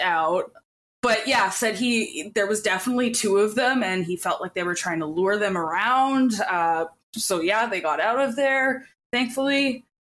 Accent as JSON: {"language": "English", "town": "Edmonton", "region": "Alberta", "country": "Canada", "said": "I'm from Edmonton. I went to that carnival every single year"}